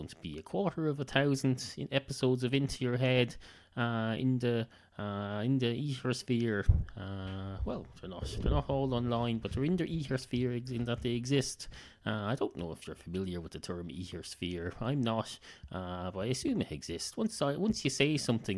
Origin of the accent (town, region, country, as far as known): Ireland; accent: Irish